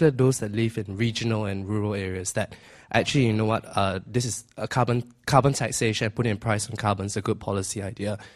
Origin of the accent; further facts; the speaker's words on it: Singapore; I'm from Singapore, doing economics here.